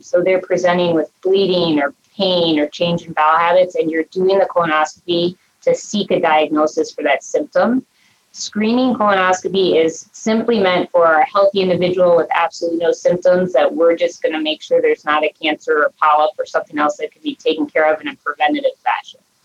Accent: Cincinnati, Ohio, United States; also born or lived in Minnesota; now in Cleveland, United States; I was born and raised actually in Ohio and Cincinnati

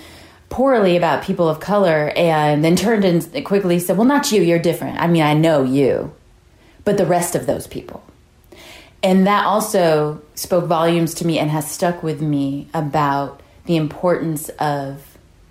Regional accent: Hawaii, United States; now in San Antonio, United States; From growing up in Hawaii

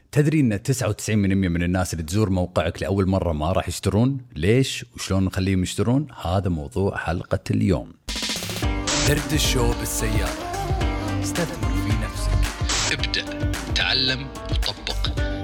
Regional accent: Kuwait; احنا هنا عندنا بالكويت

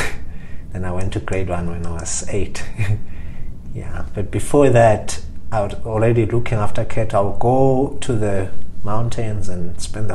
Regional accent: Lavumisa, Shiselweni, Eswatini; I grew up in Swaziland. I've lived in Swaziland pretty much my whole life. So I grew up in a little town called Lavamisa in the southern part of Swaziland

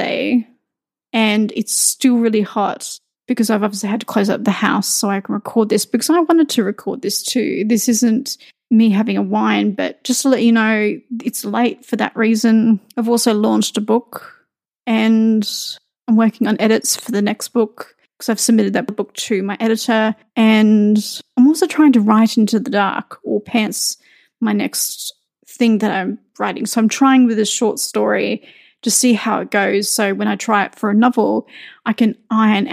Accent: Australia; moved away; I'm Australian

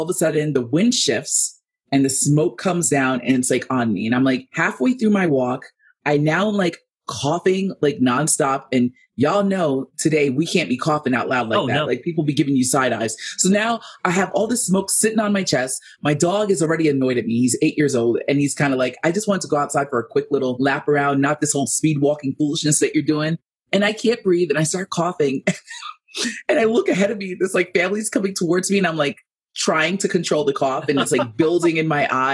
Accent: New York City, New York, United States; now in Reno, United States; I'm from the Bronx

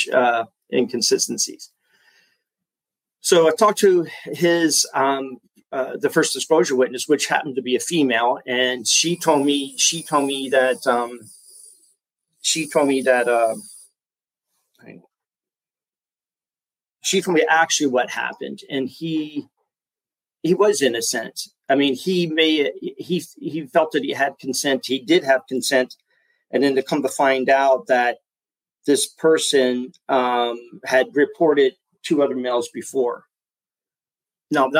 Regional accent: Florida, United States; moved away as an adult; also born or lived in San Diego, California; I had already moved here back to Florida, my hometown

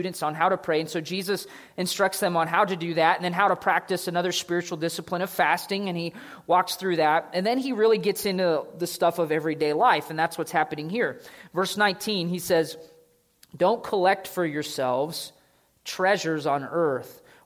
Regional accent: United States; I'm an American

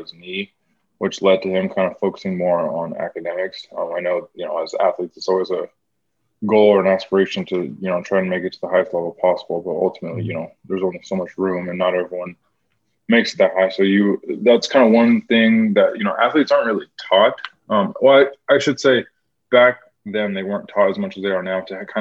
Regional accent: Spokane, Washington, United States; I'm from Spokane, Washington

